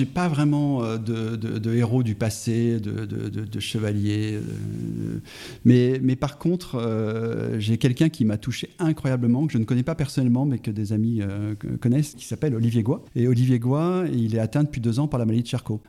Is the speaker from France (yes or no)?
yes; Auvergne-Rhône-Alpes, France; je suis auvergnat